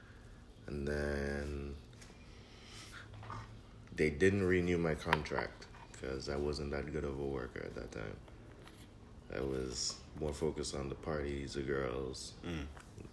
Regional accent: Antigua & Barbuda; now in Chicago, United States; I was born in Antigua and Barbuda. It's a very small island in the Caribbean

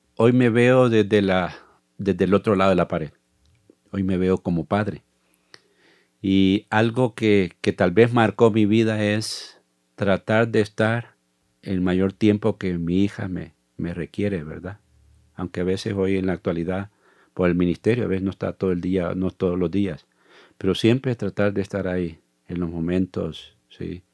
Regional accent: Zaragoza, La Libertad, El Salvador; moved away as an adult; now in Costa Rica; soy del Salvador. Nací en un pueblo llamado Zaragoza, del Departamento de la Libertad

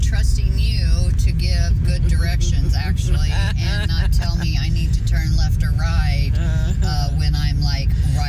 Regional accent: Trenton, Missouri, United States; born or raised there; moved away as an adult; also born or lived in Hope, Arkansas / Kansas City, Missouri; now in Oklahoma, United States

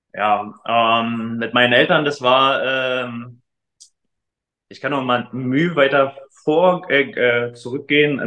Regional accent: Frankfurt, Brandenburg, Germany; moved away as an adult; now in Leipzig, Germany

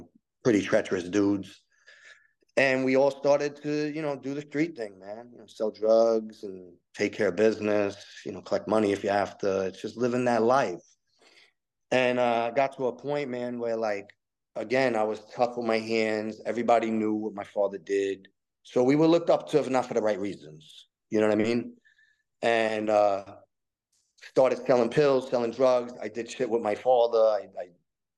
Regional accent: New York City, New York, United States; also born or lived in Staten Island, New York; I was born 1979 in the Lower East Side of Manhattan, a neighborhood called Little Italy, bro. And on my corner, I grew up around the corner from the punk rock CBGB

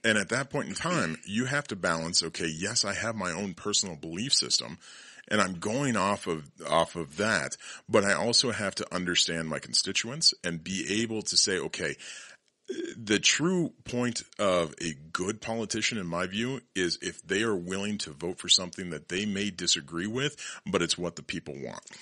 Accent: Colorado, United States; Born and raised in Colorado

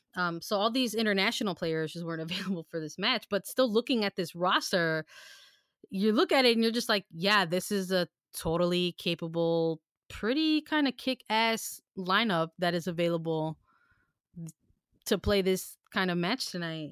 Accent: Chicago, Illinois, United States; we're from Chicago

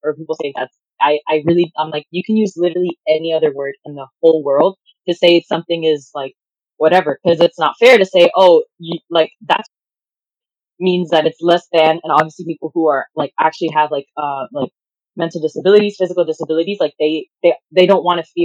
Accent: Miami, Florida, United States; I'm from Miami

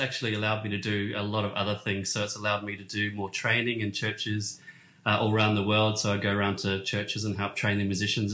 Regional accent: Hamilton, Waikato, New Zealand; moved away as an adult; also born or lived in Sydney, Australia; I was born in New Zealand, a little town called Hamilton in New Zealand.

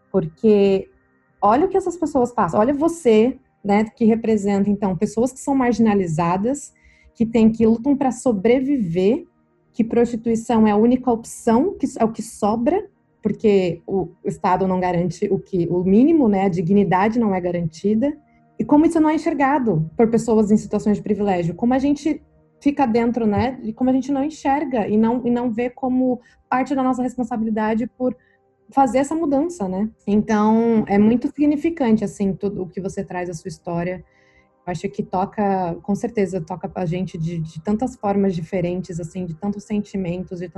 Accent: Brazil; moved away; É, saindo do Brasil, que eu comecei a me questionar sobre tantas coisas, assim, quando eu cheguei, por estar morando aqui, que eu começo a.

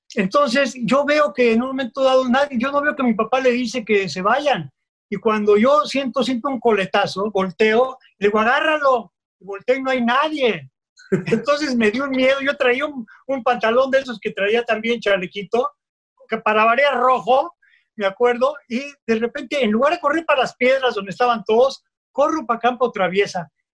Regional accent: Mexico City, Mexico

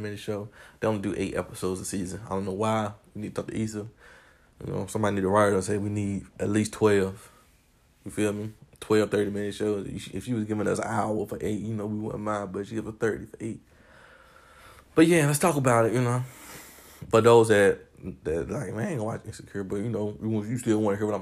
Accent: Warrenton, North Carolina, United States; now in Baltimore, United States; I'm from Warrenton, North Carolina, but I reside in Baltimore

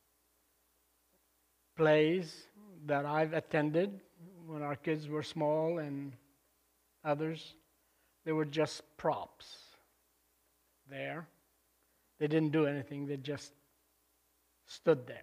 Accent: Lebanon; moved away; I was back in my home country in Lebanon in 1999, visiting family there. And I asked my cousin to drive me up to the convent where I grew up

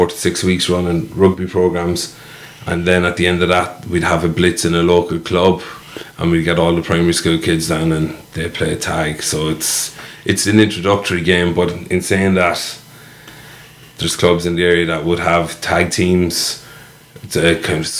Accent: Kilkenny, Leinster, Ireland; moved away; also born or lived in Wales / New Zealand / Dublin; I'm from Kilkenny, so there's a touch of hurling there as well

